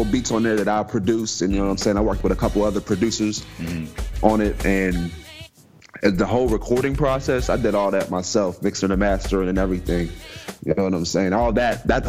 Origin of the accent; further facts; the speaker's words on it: Coraopolis, Pennsylvania, United States; I'm from Pittsburgh. Yeah, from a little small town, Coriopolis